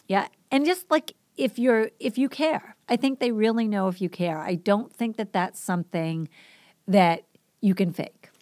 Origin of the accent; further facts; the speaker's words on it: Boston, Massachusetts, United States; also born or lived in Guam; So I'm from the East Coast. If you didn't pick up on my accent, I grew up in Boston